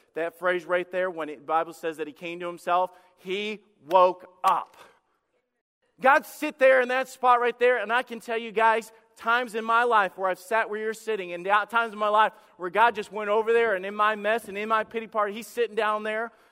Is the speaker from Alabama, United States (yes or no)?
yes; Alabama, United States; When I was a kid, I grew up in the South and, uh, in Alabama